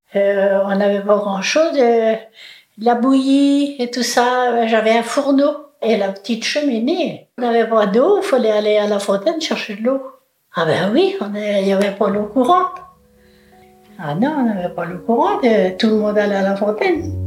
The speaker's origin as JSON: {"language": "French", "area": "Loudéac", "region": "Brittany", "country": "France", "tie": "born or raised there", "said": "je suis née à Lorodec"}